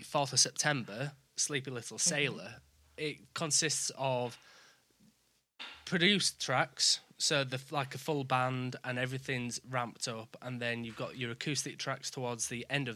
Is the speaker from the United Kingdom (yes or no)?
yes; the north of England, United Kingdom; accent: northern English; I always apologize for my accent because being from the north of England